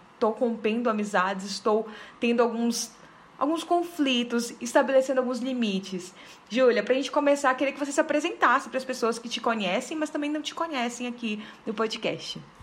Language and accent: Portuguese; Belém, Pará, Brazil; moved away as an adult; now in Brasília, Brazil; eu sou de Belém, na verdade, né? Mas eu já moro nove anos aqui em Brasília